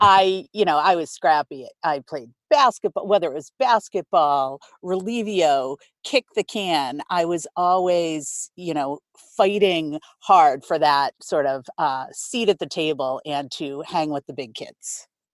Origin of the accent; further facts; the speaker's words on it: Boston, Massachusetts, United States; I grew up in Rosendale, Boston, born and bred